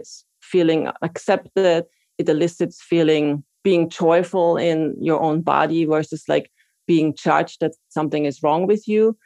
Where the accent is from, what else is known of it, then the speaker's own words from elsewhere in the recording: Austria; moved away as an adult; now in New York, United States; I am from Austria originally, and I trained to be an occupational therapist there and moved to New York in 99.